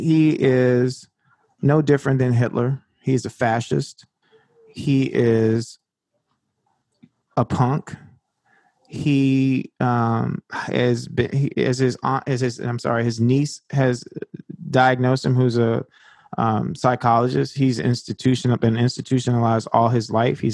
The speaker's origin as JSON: {"language": "English", "town": "Washington", "region": "District of Columbia", "country": "United States", "tie": "born or raised there", "said": "And I grew up in Upper Northwest."}